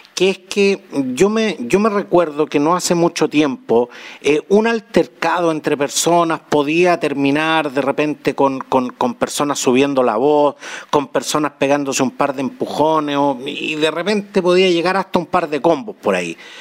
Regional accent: Chile; Somos los chilenos

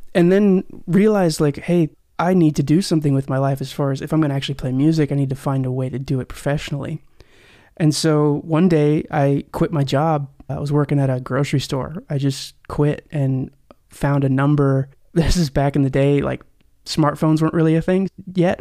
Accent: Tulsa, Oklahoma, United States; moved away; also born or lived in Nashville; I'm from Tulsa, Oklahoma

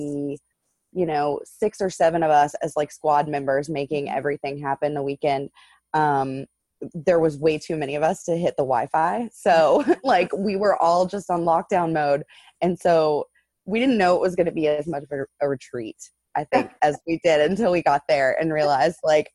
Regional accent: West Virginia, United States; moved away as an adult; now in Baltimore, United States; So originally from West Virginia, grew up in a super, super small town.

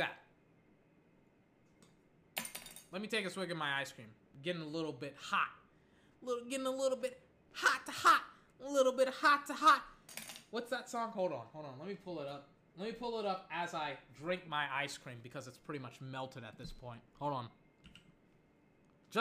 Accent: Texas, United States; I'm from Texas

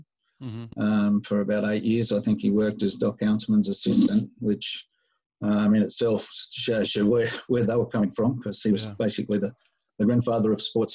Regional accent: Newcastle, New South Wales, Australia; moved away as an adult; also born or lived in Sydney / Hawaii; I grew up in Newcastle, which is about 200 Ks north of Sydney

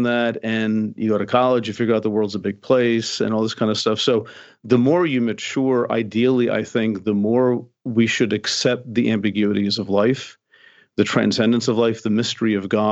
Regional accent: United States; I'm an American male

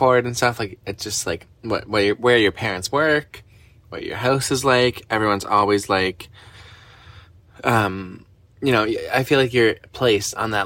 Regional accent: Canada; we're Canadian

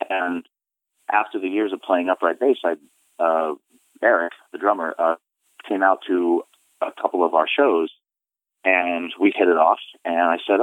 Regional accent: Florida, United States; moved away as an adult; also born or lived in New York; now in Rhode Island, United States; I live in Rhode Island now, but I grew up in Florida

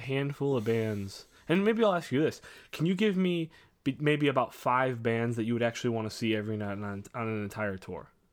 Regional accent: Crown Point, Indiana, United States

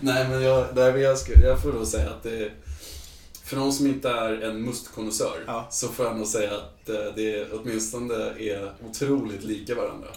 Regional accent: Stockholm, Stockholm County, Sweden; moved away as an adult; now in Luleå, Sweden; Jag är från eh, eh Stockholm, mm. södra delen. närmare Nynäshamn.

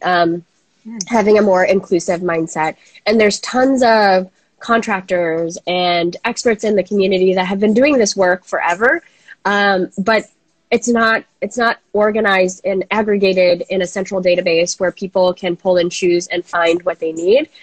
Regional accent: Minnesota, United States; I'm from Minnesota

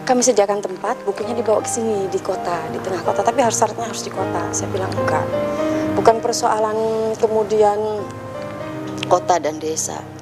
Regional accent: Balerante, Central Java, Indonesia; Desa saya Balerante, Balerante nanti punya perpustakaan yang kemudian orang dari mana pun bisa datang ke situ ketika membutuhkan.

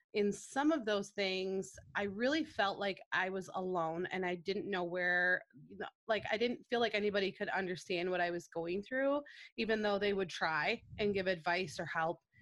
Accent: Grand Rapids, Michigan, United States; I'm born and raised in Grand Rapids

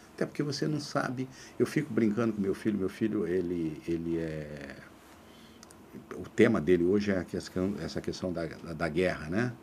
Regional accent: Três Lagoas, Mato Grosso do Sul, Brazil; now in Rio de Janeiro, Brazil; quando eu saí de Três Lagoas, eu nunca tinha viajado

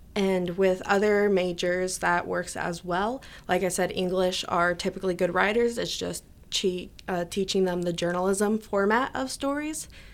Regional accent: Neoga, Illinois, United States; I'm from Nioga, so we have our town festival, Nioga Days

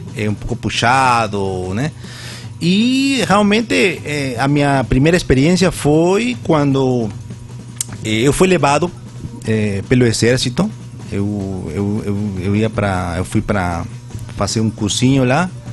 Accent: Peru; Portuguese is a second language; moved away as an adult; now in Vitória de Santo Antão, Brazil; Eu nasci lá no, no Peru, eu tenho atualmente 45 anos eu cresci

